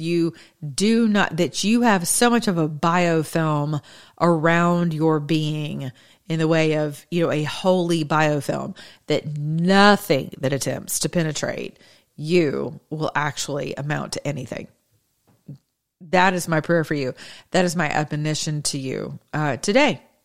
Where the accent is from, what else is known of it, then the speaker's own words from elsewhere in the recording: United States; as American citizens